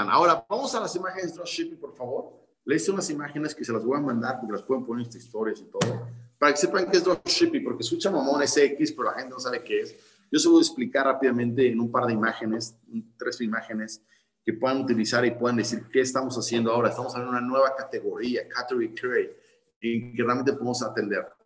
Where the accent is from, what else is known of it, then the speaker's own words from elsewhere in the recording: Spain; Puedes vender gente, ahora nosotros pues somos españoles, de A la Z, puedes vender a todo el mundo